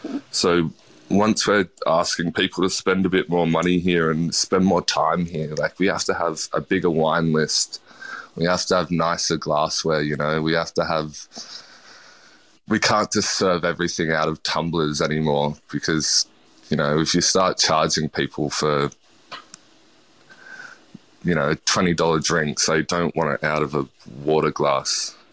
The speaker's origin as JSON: {"language": "English", "region": "New South Wales", "country": "Australia", "tie": "born or raised there", "said": "Like, I grew up in the Southern Highlands, and it's not very multicultural there. Well, especially when I grew up there, so..."}